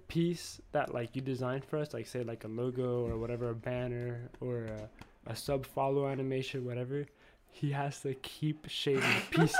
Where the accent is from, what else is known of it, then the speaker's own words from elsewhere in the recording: Miami, Florida, United States; we came from Miami, Florida, right? Like, huge, huge, overly populated city, right?